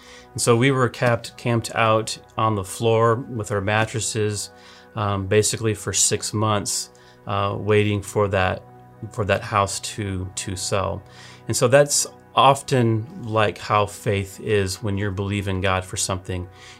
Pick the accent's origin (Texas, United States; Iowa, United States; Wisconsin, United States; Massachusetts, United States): Wisconsin, United States; Milwaukee area / Eau Claire; moved away; also born or lived in Oklahoma; I did not want to move to Wisconsin. I'm originally from Wisconsin in the Milwaukee area, and then I lived in Eau Claire as a kid, but never wanted to move back up here.